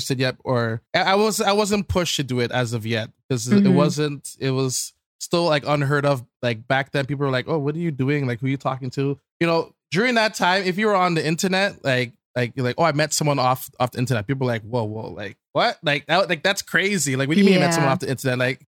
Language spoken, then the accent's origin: English; Canada; as a Canadian